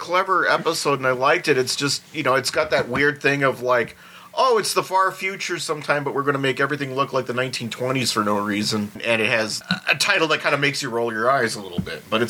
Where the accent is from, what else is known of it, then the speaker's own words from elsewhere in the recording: United States; as an American